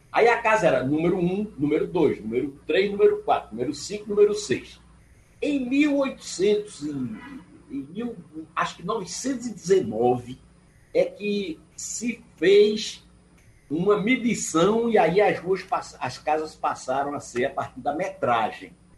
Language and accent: Portuguese; Recife and Surubim, Pernambuco, Brazil; eu tenho duas naturalidades. Eu sou recifense e surubinense